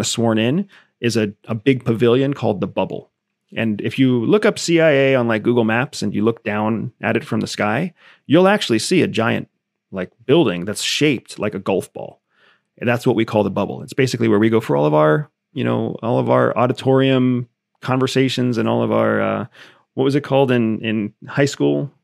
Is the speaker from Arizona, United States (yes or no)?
yes; Arizona, United States; I was born in Arizona, uh, born of a mother who was, who was born Mexican